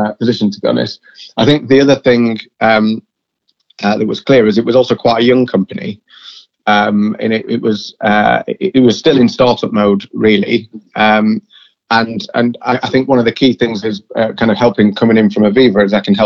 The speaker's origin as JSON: {"language": "English", "region": "Yorkshire and the Humber", "country": "United Kingdom", "said": "I'm a Yorkshireman"}